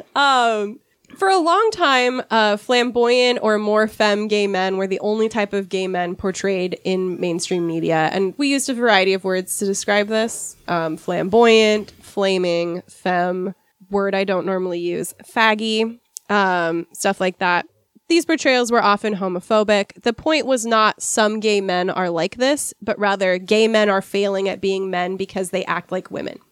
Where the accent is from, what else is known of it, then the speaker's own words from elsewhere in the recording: United States; I'm American